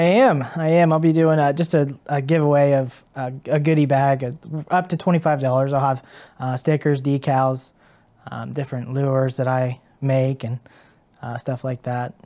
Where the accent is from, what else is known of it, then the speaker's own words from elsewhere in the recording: Caldwell, Ohio, United States; now in Cambridge, United States; I was born and raised in Caldwell, um, Caldwell, Ohio